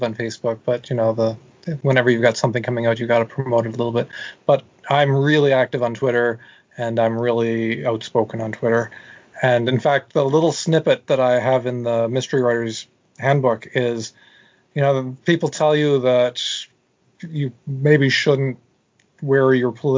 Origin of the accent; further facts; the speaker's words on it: Canada; accent: Canadian; moved away; Since I come from Canada